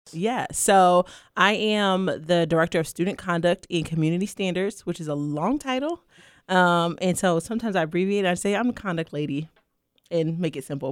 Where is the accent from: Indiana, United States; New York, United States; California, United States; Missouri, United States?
New York, United States; New York City; I'm originally from Brooklyn, New York